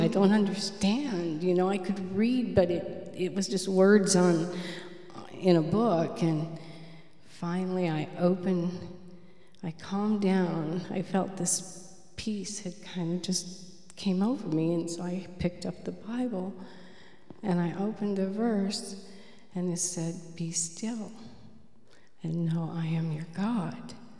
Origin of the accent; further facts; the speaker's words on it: Michigan, United States; I was born in Michigan. Um, my home was very violent